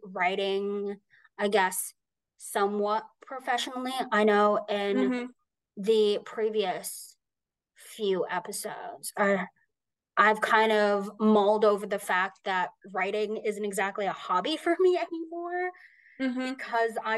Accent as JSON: {"language": "English", "country": "United States", "said": "I am American"}